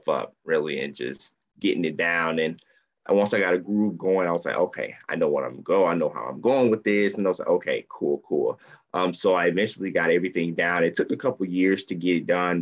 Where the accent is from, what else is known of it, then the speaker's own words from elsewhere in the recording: Columbus, Georgia, United States; I am born and raised in Columbus, Georgia. I'm in the South